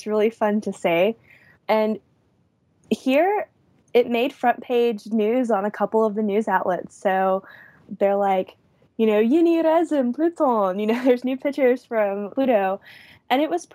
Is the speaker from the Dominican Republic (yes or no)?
no; United States; as an American